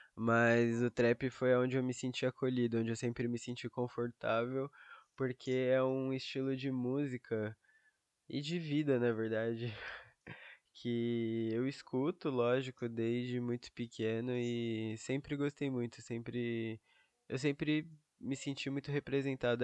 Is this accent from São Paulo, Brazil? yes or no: yes; São Paulo, Brazil; Eu sou de São Paulo, capital